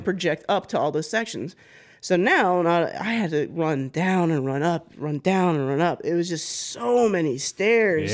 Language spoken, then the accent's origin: English; Florida, United States; I'm a woman from Florida.